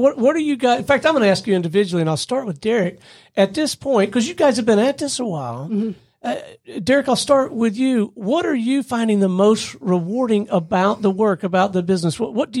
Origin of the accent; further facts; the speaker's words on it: Alabama, United States; Oh, yeah, I'm from Alabama.